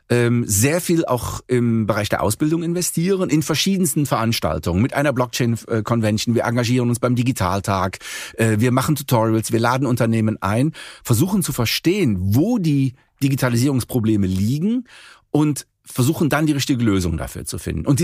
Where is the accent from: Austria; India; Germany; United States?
Germany; Cologne, North Rhine-Westphalia; Sagen wir so, Sie kommen aus Düsseldorf, ich komme aus Köln.